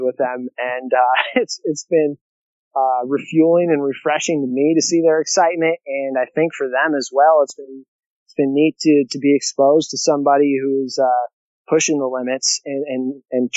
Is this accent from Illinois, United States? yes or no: yes; Illinois, United States; now in South Dakota, United States; 2 in South Dakota where I live, and 2 in my hometown of Illinois, the same middle school that I went